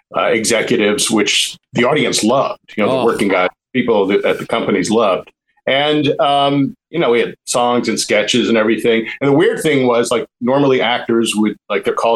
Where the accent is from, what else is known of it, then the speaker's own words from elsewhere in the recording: New York, United States; moved away as an adult; I'm from New York And I had the business while I was in New York